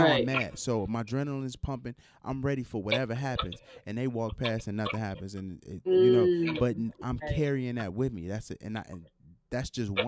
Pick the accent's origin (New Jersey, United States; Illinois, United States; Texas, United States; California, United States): Illinois, United States; Chicago; growing up in Chicago